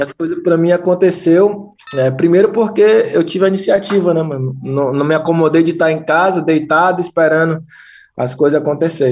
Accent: Fortaleza, Ceará, Brazil; Sou, sou de Fortaleza mesmo

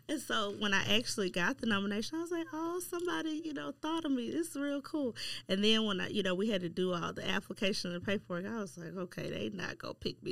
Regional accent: Shreveport, Louisiana, United States; moved away as an adult; born and raised in Shreveport and then came back to Shreveport

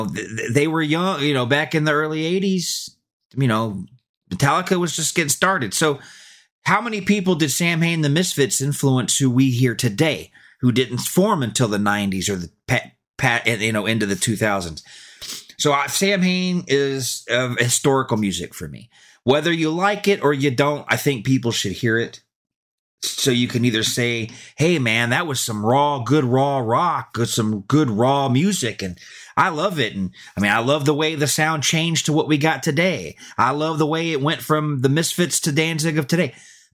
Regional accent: Kennesaw, Georgia, United States; I grew up in Georgia, Kennesaw, Georgia. And back in the 80s, we didn't have a lot of access to this stuff.

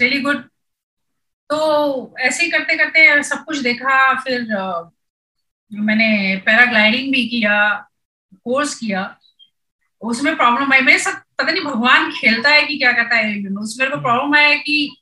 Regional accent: Kashipur, Uttarakhand, India; now in Pune, India; मैं उत्तराखंड से हूँ पहले तो यूपी होता था अभी उत्तराखंड हो गया हो very small town call Kashipur near to Jim Corbett

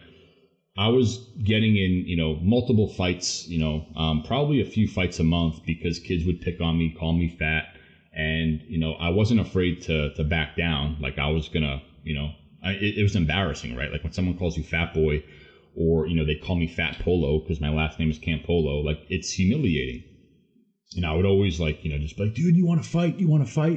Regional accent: Long Island, New York, United States; born and raised on Long Island, New York

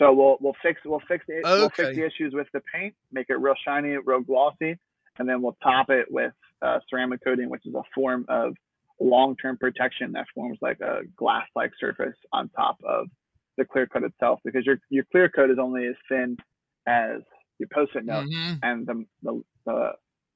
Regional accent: New Jersey, United States; moved away; I'm originally from New Jersey

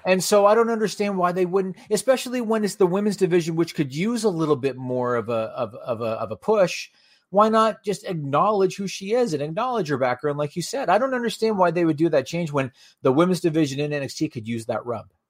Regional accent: Canada; as a Canadian viewer

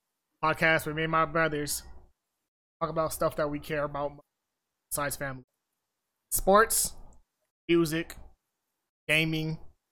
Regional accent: Arizona, United States; 29 years old. We're all from Arizona.

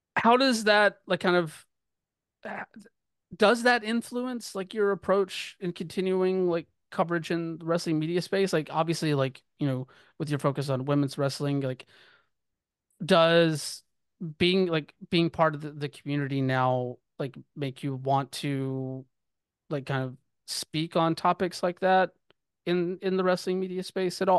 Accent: the South, United States; I'm growing up in the South

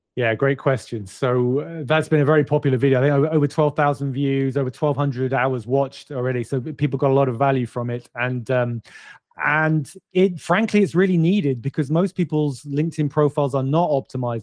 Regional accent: United Kingdom; I'm British

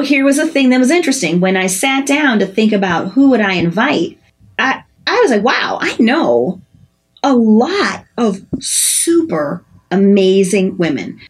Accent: Chicago, Illinois, United States; now in Minnesota, United States; I'm from Chicago

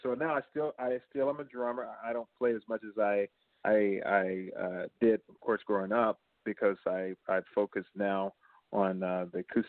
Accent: Manchester, Georgia, United States; now in St. Petersburg, United States; growing up in Georgia

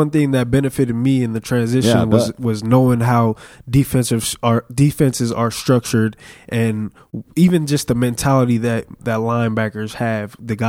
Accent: California, United States; I'm from California.

